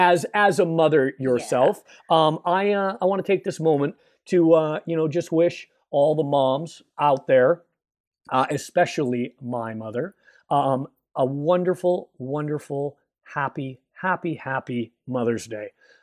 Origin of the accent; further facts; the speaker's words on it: Canada; here in Canada, where I am now, my home country.